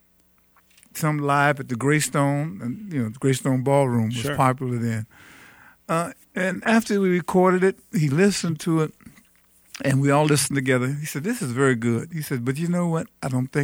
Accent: Detroit, Michigan, United States; I grew up in the North End

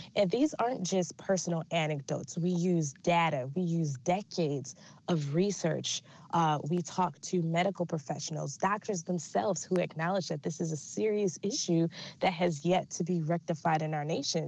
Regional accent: Detroit, Michigan, United States; Detroit, my hometown

